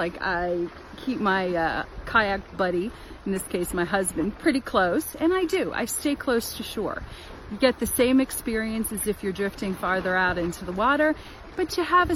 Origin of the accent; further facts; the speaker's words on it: Washington, District of Columbia, United States; I'm in the Washington DC area.